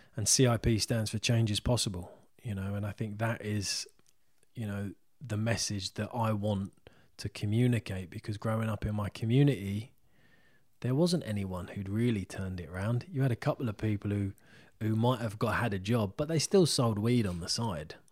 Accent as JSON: {"language": "English", "town": "Isleworth", "region": "London", "country": "United Kingdom", "said": "I'm from Isleworth"}